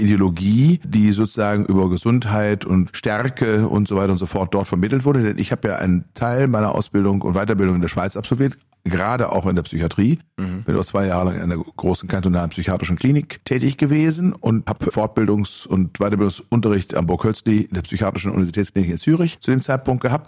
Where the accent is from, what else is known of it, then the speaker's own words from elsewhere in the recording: Germany; bei uns in Deutschland